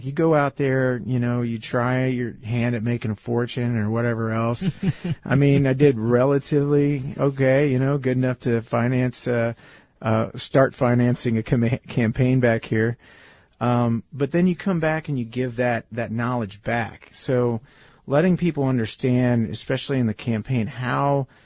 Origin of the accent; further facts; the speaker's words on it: Montgomery County, Missouri, United States; moved away as an adult; also born or lived in Norway; getting back to my hometown in Montgomery County. You know, it's not like I was going to run in any other district. This is my home, Missouri's third